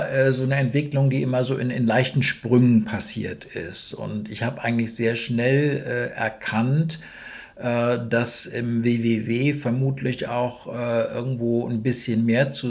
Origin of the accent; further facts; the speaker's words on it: Schleswig-Holstein, Germany; als Schleswig-Holsteiner sieht man das dann sowieso irgendwo alles noch ein bisschen mit einem größeren Augenzwinkern.